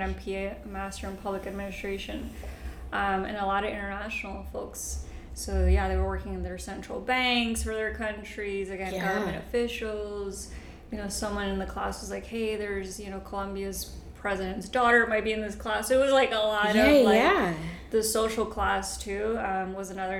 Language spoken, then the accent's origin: English; New York, United States; I speak English obviously because I grew up in the United States, but I was going to public schools in New York